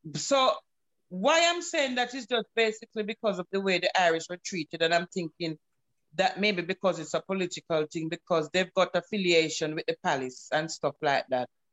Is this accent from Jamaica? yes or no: yes; Jamaica; accent: Jamaican; I'm a Jamaican, I'm accustomed to living a certain way